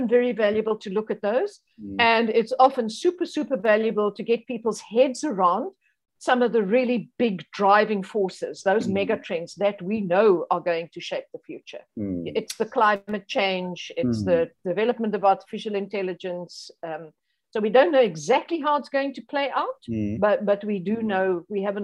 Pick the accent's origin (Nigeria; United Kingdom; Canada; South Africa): South Africa; being a South African